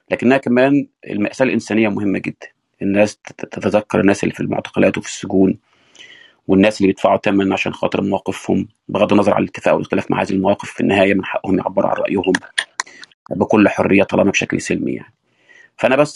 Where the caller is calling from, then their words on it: United States; الظهر عندنا في امريكا